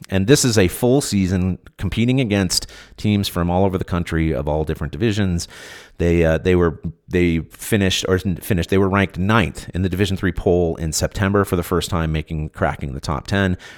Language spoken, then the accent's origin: English; California, United States; moved away; growing up in California